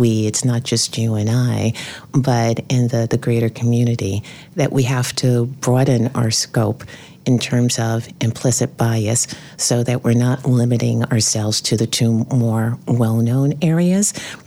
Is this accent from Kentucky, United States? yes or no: no; New York City, New York, United States; I grew up in the South Bronx, single parent family.